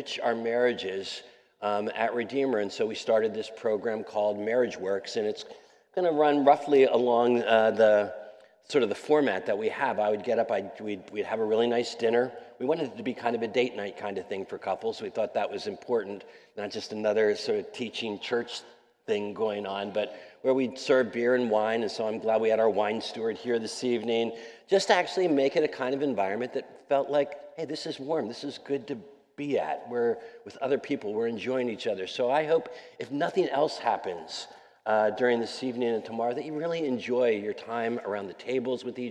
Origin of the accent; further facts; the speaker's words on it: Wilmington, Delaware, United States; moved away as an adult; now in New York City, United States; I'm a Mid-Atlantic kid. I grew up in Wilmington, Delaware, so not too far away from here.